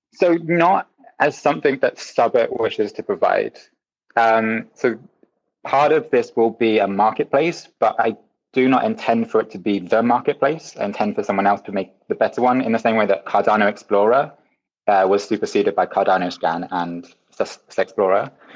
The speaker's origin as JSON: {"language": "English", "region": "Wales", "country": "United Kingdom", "said": "I'm Welsh"}